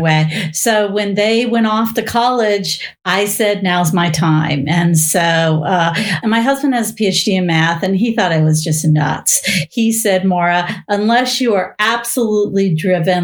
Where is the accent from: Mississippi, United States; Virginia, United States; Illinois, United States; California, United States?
California, United States; Bay Area; I was born in the Bay Area before it was Silicon Valley